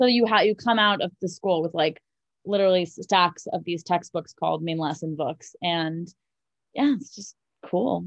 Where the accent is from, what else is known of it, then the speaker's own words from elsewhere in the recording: New York City, New York, United States; moved away as an adult; also born or lived in North Carolina / Los Angeles; I was born and raised in Manhattan